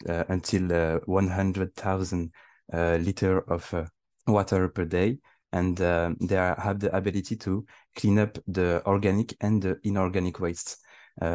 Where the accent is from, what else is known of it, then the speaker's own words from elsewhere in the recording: Île-de-France, France; I'm born and raised in France, but I have my origin is Tunisian